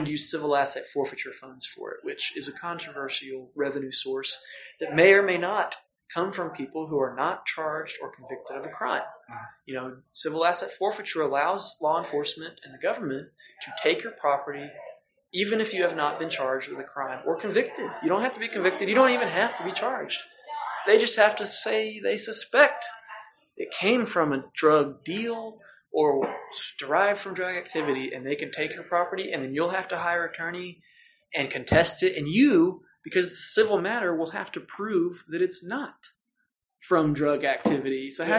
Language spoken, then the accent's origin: English; Norman, Oklahoma, United States; in Norman, I was like, my hometown, I could, you know, maybe help out and help make things better.